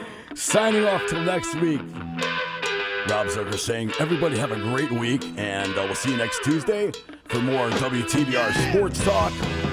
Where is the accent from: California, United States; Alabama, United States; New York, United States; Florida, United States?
New York, United States; New York City; accent: New York; moved away; I'm from Staten Island.